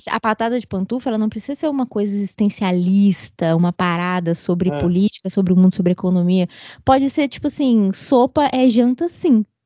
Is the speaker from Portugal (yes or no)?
no; Sobradinho, Federal District, Brazil; eu morei na região rural de Sobradinho